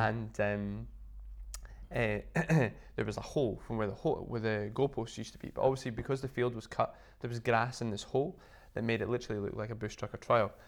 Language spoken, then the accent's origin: English; Inverness, Scotland, United Kingdom; I used to teach quite a lot back in my hometown in Inverness